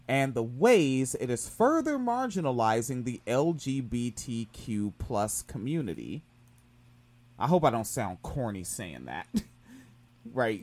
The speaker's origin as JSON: {"language": "English", "region": "Washington", "country": "United States", "tie": "born or raised there", "said": "I grew up in Washington State"}